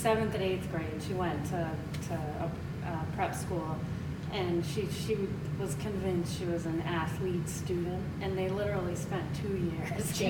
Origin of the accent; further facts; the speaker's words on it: Southborough, Massachusetts, United States; I grew up in Southborough, Massachusetts, which at the time was like 6,000 people.